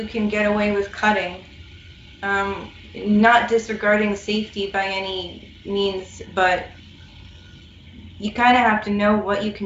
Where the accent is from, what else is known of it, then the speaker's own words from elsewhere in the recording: United States; as an American